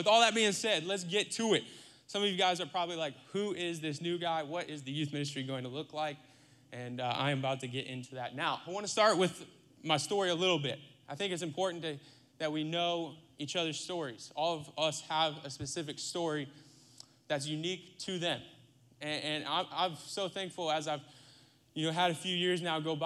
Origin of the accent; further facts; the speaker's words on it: Iowa, United States; moved away as an adult; also born or lived in Lakeland, Florida; now in Texas, United States; I grew up, like I said, in Iowa. I grew up in Iowa, the heartland, the middle of the country, the Midwest